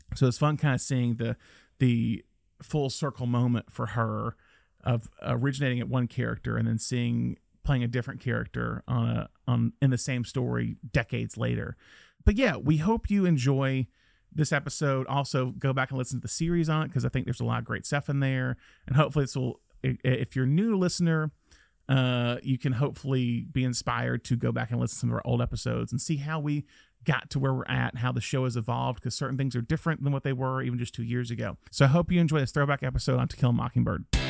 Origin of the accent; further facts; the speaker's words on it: Alabama, United States; now in California, United States; Being from Alabama